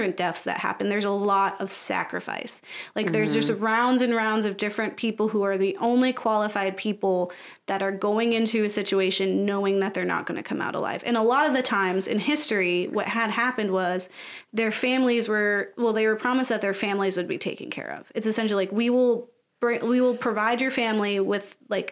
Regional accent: United States; being an American

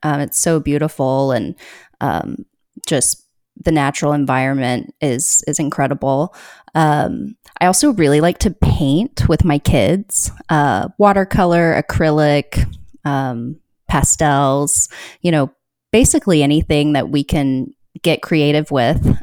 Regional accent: Austin, Texas, United States; now in Oregon, United States; I consider myself to, uh, have grown up in Austin

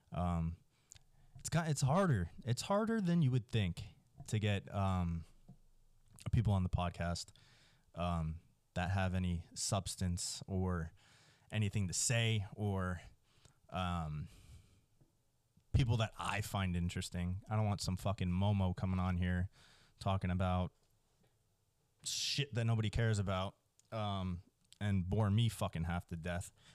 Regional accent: New Jersey, United States; now in Texas, United States; I grew up in Jersey.

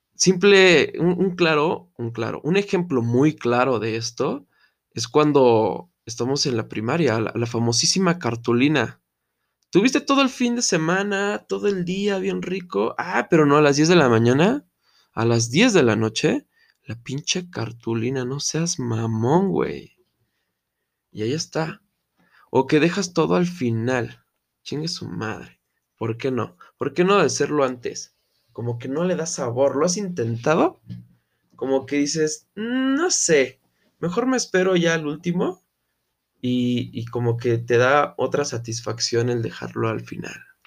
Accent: Mexico; soy mexicano

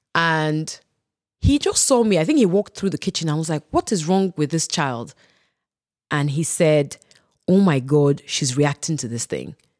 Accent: Ibadan, Oyo, Nigeria; growing up in Ibadan

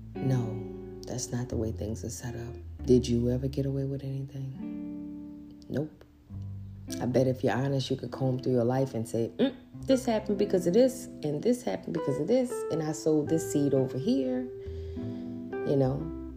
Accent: New Orleans, Louisiana, United States; grew up in New Orleans

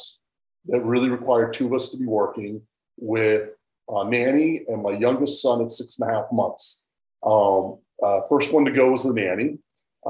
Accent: Colorado, United States; I'm from Colorado, where it's a little less pushy

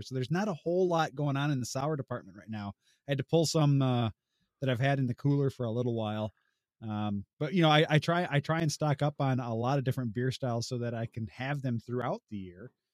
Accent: Illinois, United States; also born or lived in Southwest Ontario; now in Ontario, Canada; I'm originally from Illinois

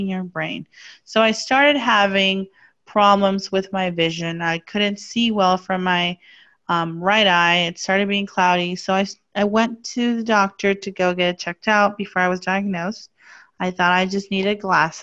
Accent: Mexico; I was born and raised in Mexico.

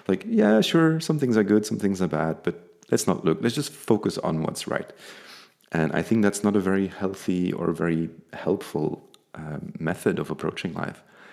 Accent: Flanders, Belgium; the area where I grew up in Flanders in Belgium

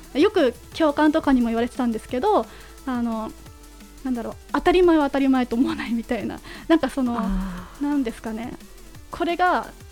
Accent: Yonezawa, Yamagata, Japan; moved away as an adult; now in Tokyo, Japan; 地元の山形県米沢市の観光大使をやらせていただいてまして

